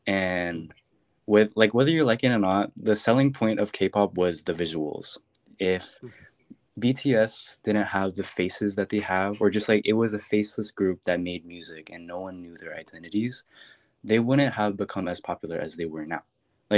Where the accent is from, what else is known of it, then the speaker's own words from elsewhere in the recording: Philippines; I'm Filipino.